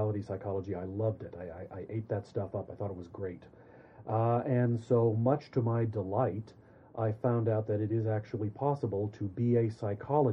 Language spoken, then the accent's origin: English; Alaska, United States; moved away as an adult; also born or lived in Oregon / New York / Ontario; now in Saskatchewan, Canada; I'm originally from Alaska